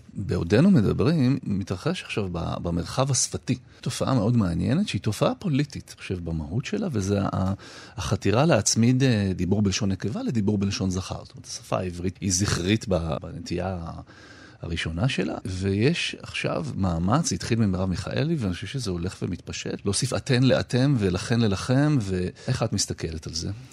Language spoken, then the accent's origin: Hebrew; Israel; born or raised there; first language Hebrew; also born or lived in Detroit, United States